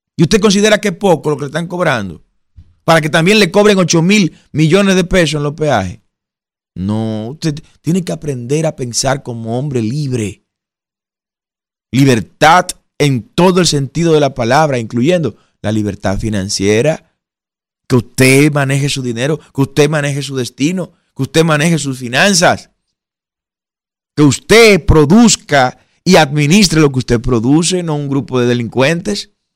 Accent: Dominican Republic; Usted y yo como dominicanos

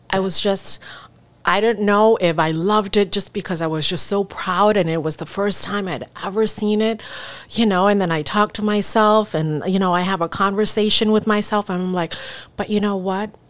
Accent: Laos; English is a second language; now in United States; But then my you know my home country, where I come from, um, you know, Laos has never had a presence

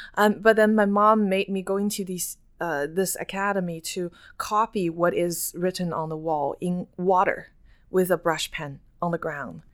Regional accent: China; now in Canada; I grew up in China

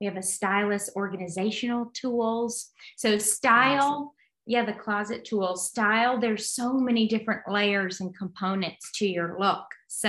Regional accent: Alabama, United States; So I'm coming from Alabama, but I transferred to William & Mary. I went to Alabama, the University of Alabama first.

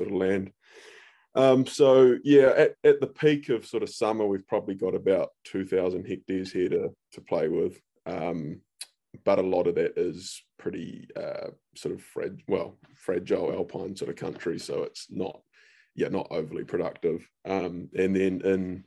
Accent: Auckland, New Zealand; moved away as an adult; also born or lived in Hawke's Bay; now in Central Otago, New Zealand; I grew up in Auckland.

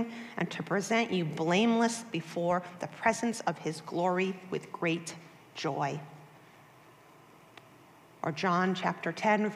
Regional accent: Boston, Massachusetts, United States; I was born and raised in Boston, Massachusetts

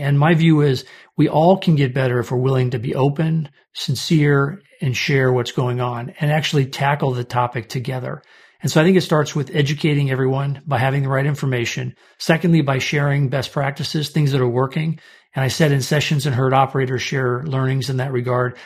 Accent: St. Louis, Omaha, Nebraska, Midwest, United States; also born or lived in Kansas; I grew up in the Midwest. I was born in Saint Louis and later moved to Omaha, Nebraska

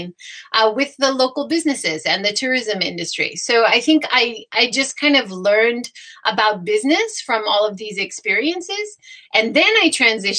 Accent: Hawaii, United States; now in Japan; I grew up in Hawaii

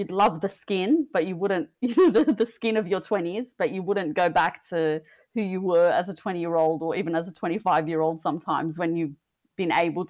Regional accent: Australia; I was born and raised in Australia

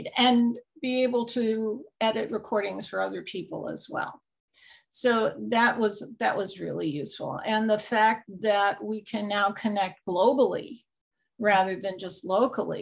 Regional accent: New York, United States; I'm originally from New York

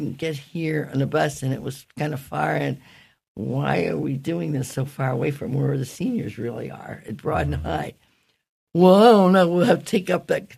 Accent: United States; moved away; also born or lived in New York / Pittsburgh, Pennsylvania; I was raised in New York and Pittsburgh

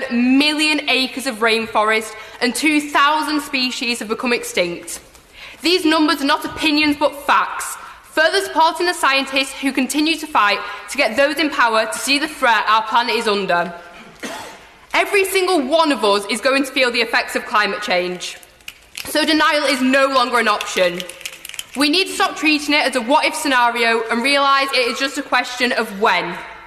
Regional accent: Bury, North West England, United Kingdom; from Bury, North West.

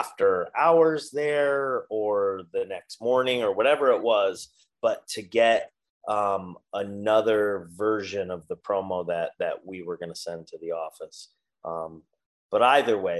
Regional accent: New York, United States; now in Florida, United States; I'm from New York

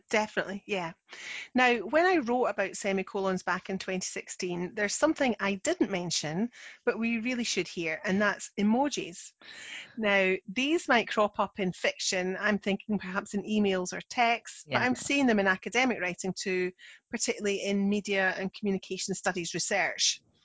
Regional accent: Scotland, United Kingdom; I'm the Scottish one

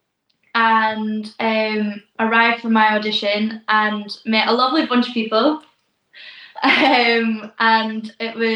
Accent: East Neuk of Fife, Scotland, United Kingdom; I'm from the East Nuke of Fife, is a tiny little coastal section. That's where I was raised.

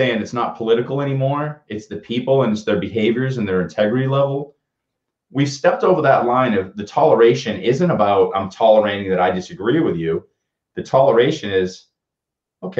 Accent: Boston, Massachusetts, United States; I grew up in Boston

